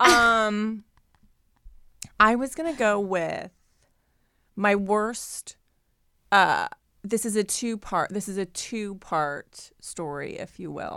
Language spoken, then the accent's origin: English; Ohio, United States; now in Los Angeles, United States; growing up in Ohio